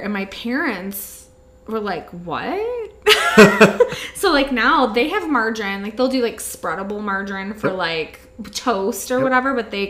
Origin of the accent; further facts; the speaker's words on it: the South, United States; I'm from the South.